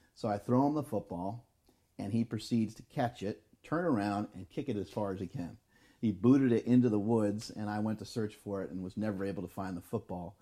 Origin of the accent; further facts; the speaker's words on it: New York, United States; We're from New York